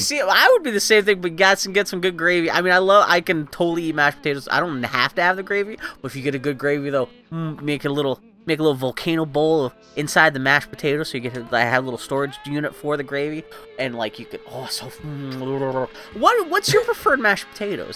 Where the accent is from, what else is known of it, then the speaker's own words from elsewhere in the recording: East Coast, United States; moved away; I grew up on the on the East Coast